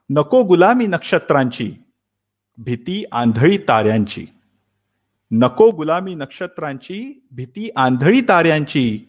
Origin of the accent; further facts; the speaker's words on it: Thane, Maharashtra, India; moved away as an adult; now in Stuttgart, Germany; मी मूळचा ठाण्याचा अगदी जन्मापासून ते जर्मनीला येईपर्यंत संपूर्ण ठाणं